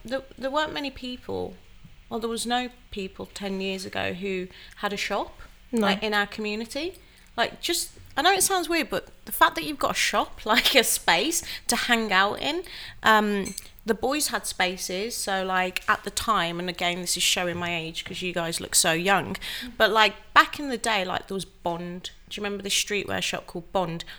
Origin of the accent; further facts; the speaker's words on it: Wolverhampton, West Midlands, United Kingdom; moved away as an adult; also born or lived in London; I moved back to my hometown of Wolverhampton to be with my family